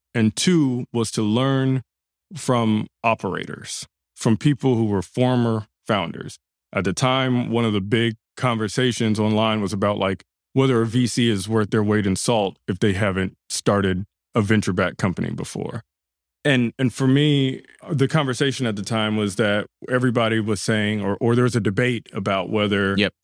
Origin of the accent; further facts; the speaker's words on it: Los Angeles, California, United States; I grew up, born and raised in South LA. That's uh, Gardena and then Ladera Heights